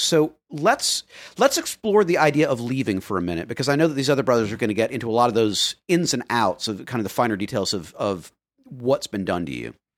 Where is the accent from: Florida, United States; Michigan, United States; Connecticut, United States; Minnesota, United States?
Florida, United States; I grew up in Florida